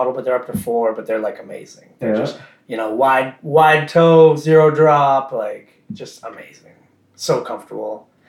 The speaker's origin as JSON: {"language": "English", "region": "East Coast", "country": "United States", "said": "I'm from the East Coast and I'm here."}